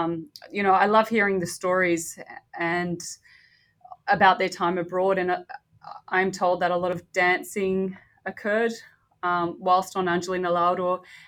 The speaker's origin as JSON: {"language": "English", "town": "Sydney", "region": "New South Wales", "country": "Australia", "tie": "born or raised there", "said": "I was born in Sydney, Australia, to parents who were born in Croatia. So my father … was born in Dubrovnik, hailing from Malistone."}